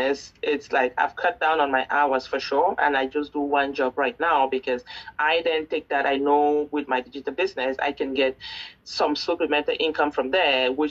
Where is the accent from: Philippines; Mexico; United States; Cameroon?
Cameroon; now in Canada; I am currently based in Canada, but I'm originally from Cameroon.